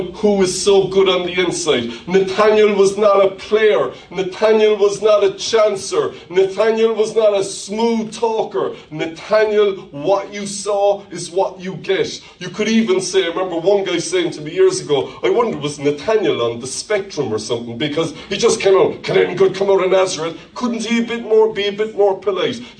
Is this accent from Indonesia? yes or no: no; Ireland; accent: Irish; my Irish accent